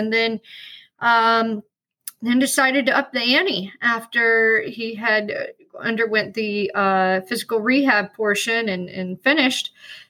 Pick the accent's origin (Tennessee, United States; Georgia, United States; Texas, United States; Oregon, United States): Georgia, United States; Atlanta; accent: Southern; also born or lived in North Carolina; now in Sarasota, United States; I was born in North Carolina, spent my childhood in Atlanta, and I've been here long enough to lose my Southern accent.